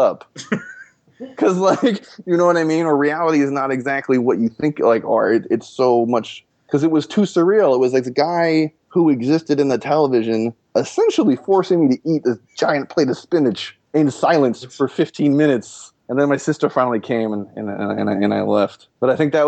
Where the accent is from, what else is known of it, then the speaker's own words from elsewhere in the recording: Los Angeles, California, United States; I grew up in Los Angeles